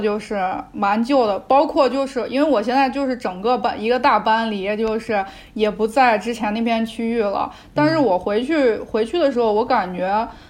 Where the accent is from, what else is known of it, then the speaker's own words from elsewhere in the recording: Xi'an, Shaanxi, China; 我基本上从小到大都是在西安长大